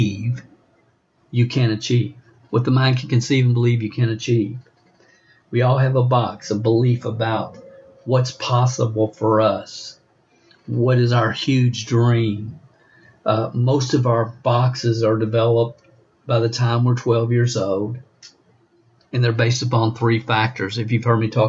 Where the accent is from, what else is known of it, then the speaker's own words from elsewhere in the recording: Stamping Ground, Kentucky, United States; I was raised in a little town in Kentucky, Stamping Ground